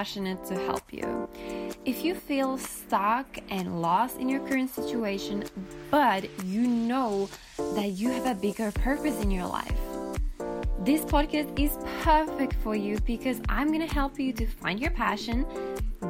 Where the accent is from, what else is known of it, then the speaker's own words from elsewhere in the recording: Finland; first language Finnish; English is a second language; I am from Finland, and so my mother tongue is Finnish